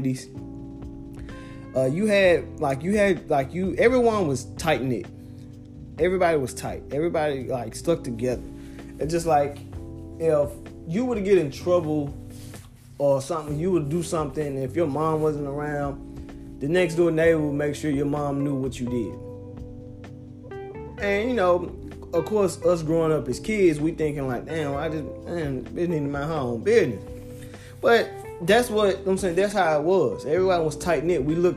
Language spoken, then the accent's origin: English; Memphis, Tennessee, United States; now in Knoxville, United States; I'm born and raised in Memphis, Tennessee. Reside in Knoxville, Tennessee